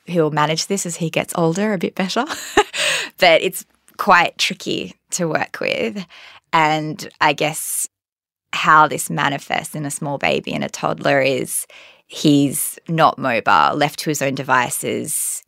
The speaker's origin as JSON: {"language": "English", "town": "Perth", "region": "Western Australia", "country": "Australia", "moved": "yes", "said": "I'm from Perth"}